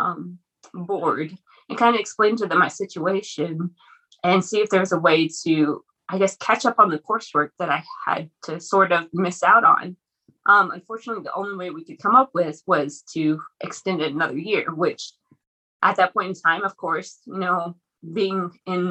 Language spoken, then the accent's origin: English; Lubbock, Texas, United States; I'm originally from Lubbock. So that's kind of where I went to school, both for undergrad and for pharmacy school.